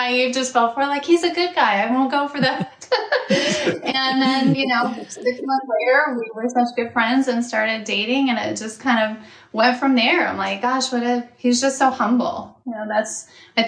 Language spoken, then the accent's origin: English; Bahamas; moved away as an adult; now in Arizona, United States; I came back from Bahamas where I finished school